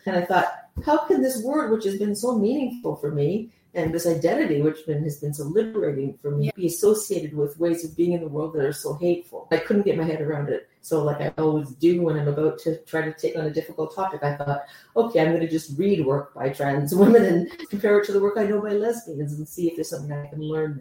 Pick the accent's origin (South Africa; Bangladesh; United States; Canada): Canada; moved away as an adult; now in London, United Kingdom; I'm originally from Canada. I've been in London since 2011